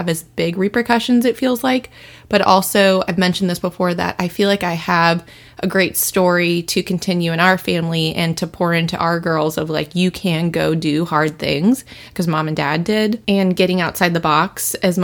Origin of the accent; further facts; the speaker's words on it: Louisville, Kentucky, United States; moved away as an adult; also born or lived in Cincinnati, Ohio; now in Seattle, United States; I claim Louisville, Kentucky as my hometown, even though I was born in Cincinnati, Ohio